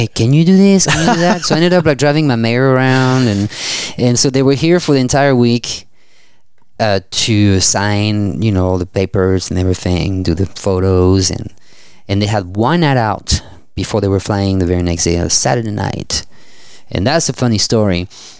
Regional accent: Nîmes, Occitania, France; accent: French; English is a second language; moved away as an adult; now in Fort Worth, United States; my hometown of Nîmes, France

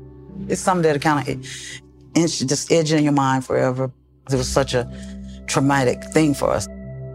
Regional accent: the South, United States; we grew up in the South

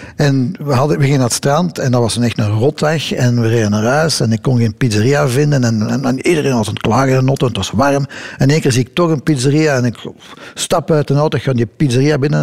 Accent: Belgium; Het is Belgisch

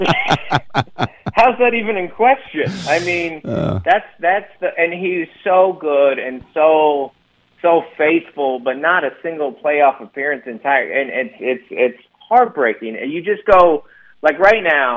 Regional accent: Federal Way, Washington, United States; I'm from Federal Way

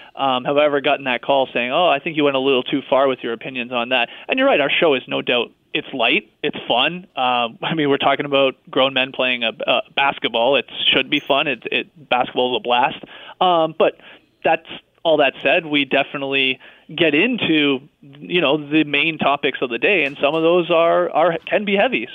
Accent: Canada; we're from Canada

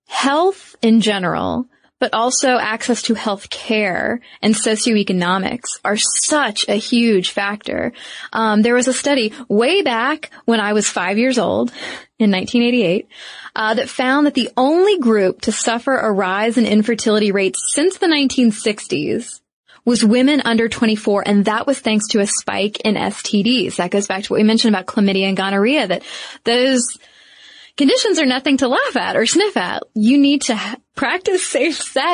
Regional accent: United States; speaking as an American

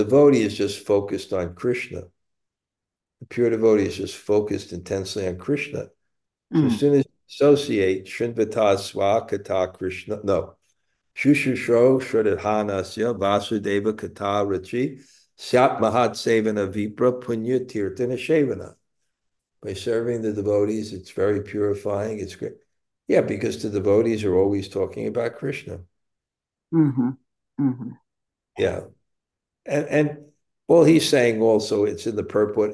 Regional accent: New York City, New York, United States; also born or lived in Bensonhurst, Brooklyn; at the age of six, I moved from Bensonhurst to Canarsie

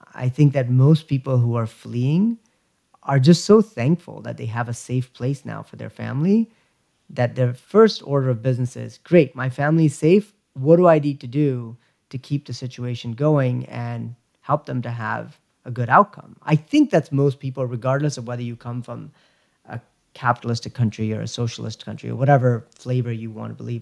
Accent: United States

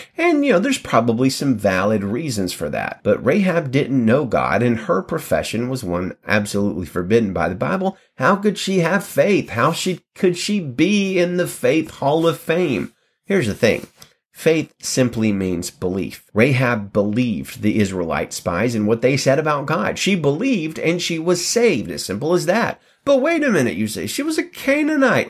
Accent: United States; I was born in the United States

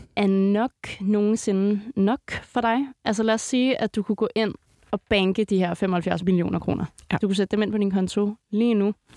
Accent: Greve, Zealand, Denmark; Jeg er, øh, jeg er vokset op ved, øh, lige ved Moset Fort

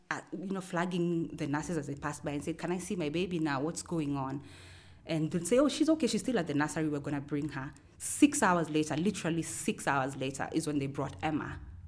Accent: Kenya; also born or lived in Nairobi / Garissa / Kiambu / Naro Moru; I am from Kenya. I consider myself from all around Kenya because I was born in Nairobi. But both my mom and dad were police officers, so we moved quite a bit. We've lived in Garissa, I've lived in Kiambu and Narumoro, I've lived in Maralal

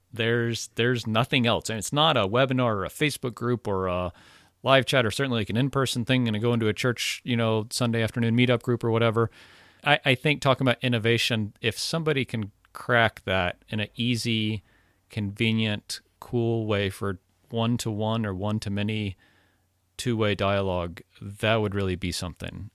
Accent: Florida, United States; I'm from Florida. I say y'all, and, and when there's two of you, it's y'all's.

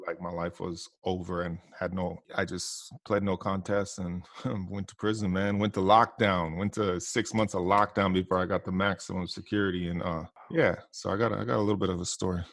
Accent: Hawaii, United States; when I grew up, you know, I, I come from Hawaii

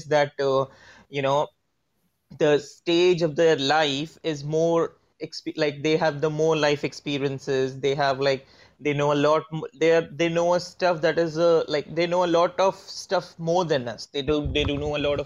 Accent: India; I'm from India

